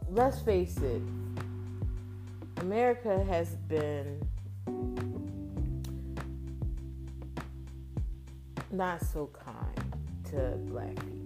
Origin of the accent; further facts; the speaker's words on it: Philadelphia, Pennsylvania, United States; I'm from Philadelphia